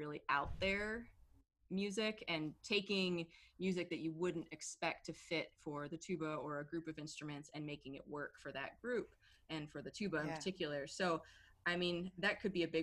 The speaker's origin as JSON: {"language": "English", "town": "Birmingham", "region": "Michigan", "country": "United States", "tie": "born or raised there", "also_born_or_lived": "Royal Oak, Michigan / London", "said": "I grew up in Michigan, in Birmingham, Michigan, and then my parents, we all moved to London for a few years when I was a kid"}